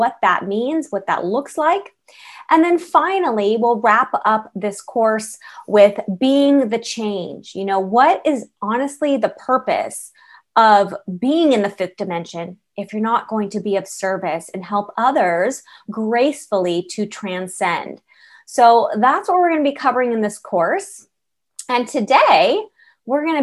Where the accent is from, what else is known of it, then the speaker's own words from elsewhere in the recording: San Diego, California, United States; also born or lived in San Francisco / Los Angeles; I am born and raised in California. And I went to college in San Francisco. I lived there for 9 years. I was, raised in San Diego